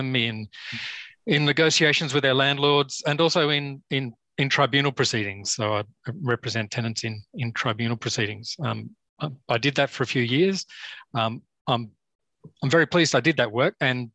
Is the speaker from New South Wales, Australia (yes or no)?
yes; Kiama, New South Wales, Australia; also born or lived in Sydney; I grew up in Kiama. It's a small town south of Sydney